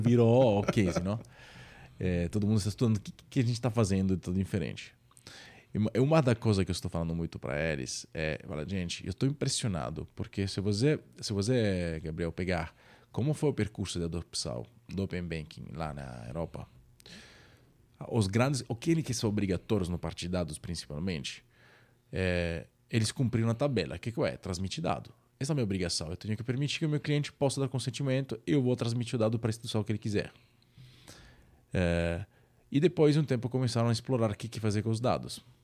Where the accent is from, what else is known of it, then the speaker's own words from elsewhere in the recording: Naples, Campania, Italy; Portuguese is a second language; moved away as an adult; now in São Paulo, Brazil; eu sou italiano, que sou italiano, de Napoli. Na verdade, eu sempre brinco que eu sou carioca da gema de Napoli